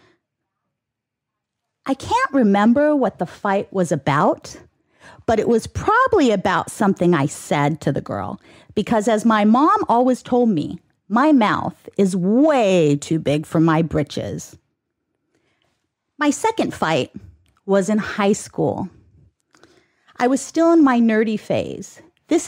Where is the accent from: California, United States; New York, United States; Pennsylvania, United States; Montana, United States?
California, United States; Ontario; also born or lived in San Bernardino, California; I'm a girl who grew up right here in Ontario, where this studio sits.